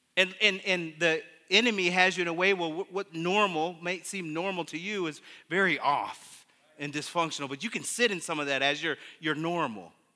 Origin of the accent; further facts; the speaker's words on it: Muskegon, Michigan, United States; I grew up in Muskegon